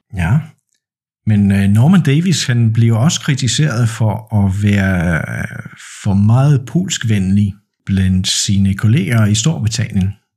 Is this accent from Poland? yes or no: yes; Poland; jeg er født og opvokset i Polen, og jeg bor i Poznan